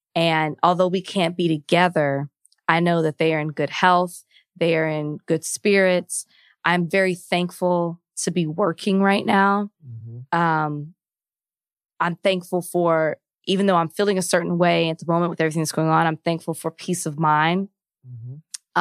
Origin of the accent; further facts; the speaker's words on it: Texas, United States; moved away; my home state of Texas